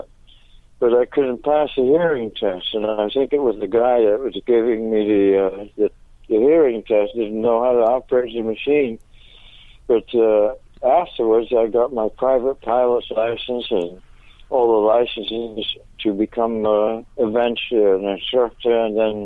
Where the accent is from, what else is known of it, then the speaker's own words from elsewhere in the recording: Netherlands; also born or lived in Venezuela; I was brought up in Venezuela for 6 years, and then I was sent to Holland